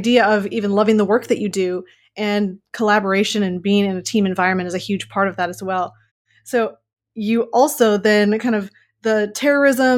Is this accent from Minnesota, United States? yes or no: yes; Minnesota, United States; I'm from Minnesota